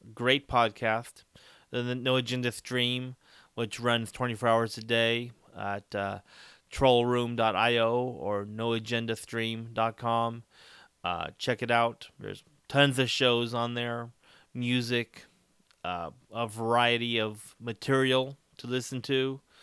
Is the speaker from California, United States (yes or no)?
yes; Dos Palos, California, United States; my hometown of Dallas Palace